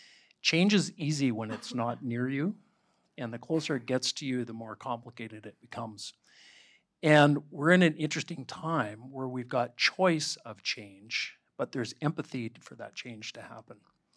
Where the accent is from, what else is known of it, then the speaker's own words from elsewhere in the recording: Canada; which happens when we're Canadian.